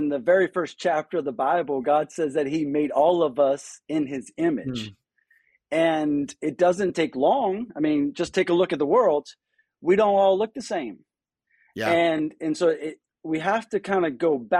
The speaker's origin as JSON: {"language": "English", "area": "just outside of New Orleans", "region": "South Louisiana", "country": "United States", "tie": "born or raised there", "also_born_or_lived": "Birmingham, Alabama", "moved": "as an adult", "said": "I'm born and raised in South Louisiana, just outside of New Orleans."}